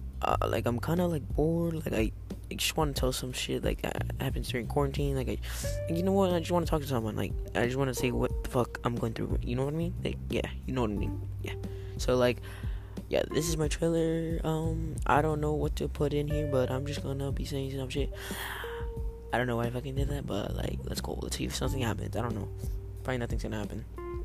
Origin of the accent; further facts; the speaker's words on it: California, United States; I'm from California